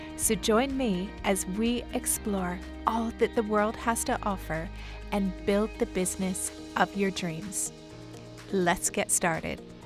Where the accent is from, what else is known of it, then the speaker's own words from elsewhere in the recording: Canada; moved away as an adult; now in Dubai, United Arab Emirates; Originally, I'm from Canada, but I've been living in Dubai for the past fourteen years.